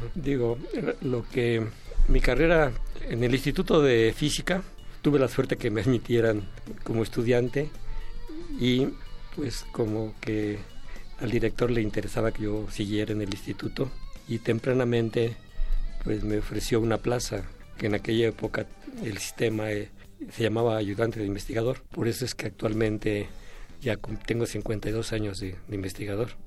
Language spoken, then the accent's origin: Spanish; Michoacán, Mexico; moved away as an adult; also born or lived in Mexico City; yo hice la preparatoria porque soy de Michoacán en la Universidad